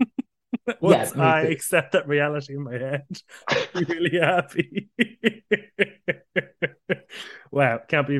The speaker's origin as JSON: {"language": "English", "country": "Ireland", "said": "as an Irishman in the competition"}